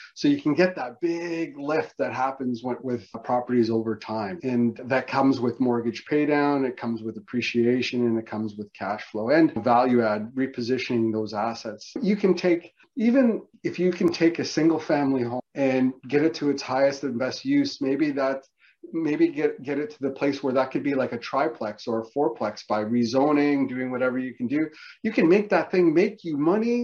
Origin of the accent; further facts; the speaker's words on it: Canada; I'm Canadian.